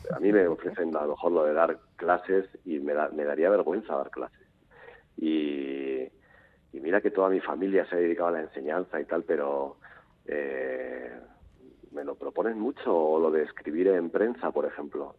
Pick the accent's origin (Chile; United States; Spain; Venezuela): Spain; Portugalete, Basque Country; moved away; also born or lived in Valladolid / Madrid; yo soy de Portugalete. ¿eh? Sí. sí, viví en la adolescencia en Valladolid